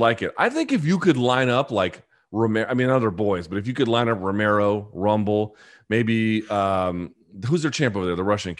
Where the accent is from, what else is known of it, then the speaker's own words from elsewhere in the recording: Australia; I'm Australian, so obviously I have a biased view of Volkanovski.